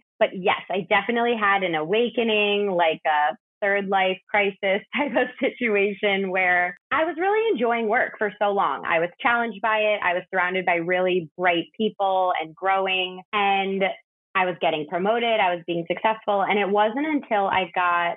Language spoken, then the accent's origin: English; outside Chicago, Illinois, United States; moved away as an adult; now in New York City, United States; I grew up outside Chicago. I've lived in New York City for 12 years now.